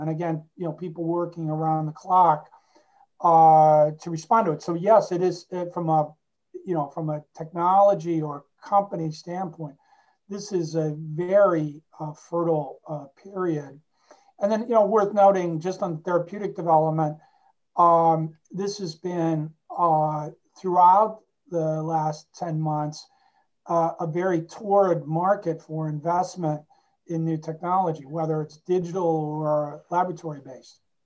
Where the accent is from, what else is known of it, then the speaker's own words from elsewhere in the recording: Cleveland, Ohio, United States; moved away as an adult; also born or lived in Washington, District of Columbia, United States; I was born and raised in Cleveland, Ohio